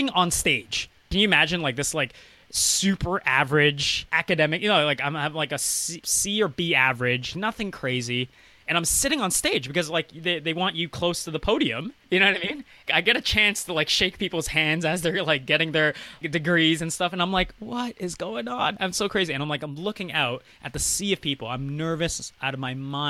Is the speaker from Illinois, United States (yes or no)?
no; Maryland, United States; now in Toronto, Canada; I went to high school in the U.S., and I grew up in Maryland.